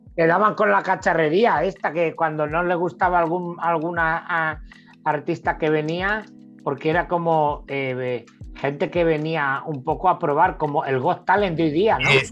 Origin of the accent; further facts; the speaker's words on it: El Ballestero, Castilla-La Mancha, Spain; also born or lived in El Bonillo; yo nací en un pueblo de Albacete que se llama El Bonillo nací ahí. A los tres años y medio me fui al pueblo de al lado, que está a 15 kilómetros, que se llama El Ballestero